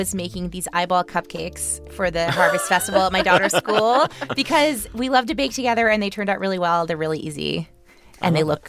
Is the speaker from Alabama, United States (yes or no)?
no; Louisiana, United States; growing up in Louisiana